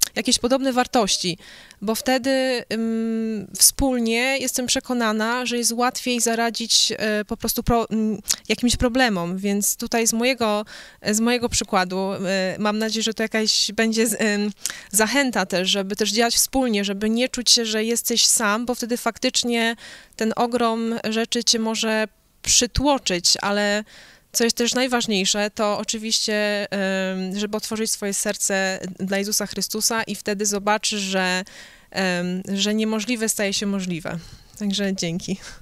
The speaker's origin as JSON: {"language": "Polish", "country": "Poland", "tie": "born or raised there", "moved": "yes", "said": "ja jestem Polką. Ja urodziłam się w Polsce, e, wychowałam się"}